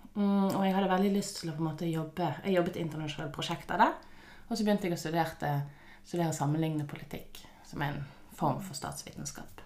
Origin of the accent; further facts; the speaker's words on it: Bergen, Vestland, Norway; moved away as an adult; also born or lived in Canada / Sandefjord, Norway; now in Malaysia; Så jeg vokste opp på Nordnes i Bergen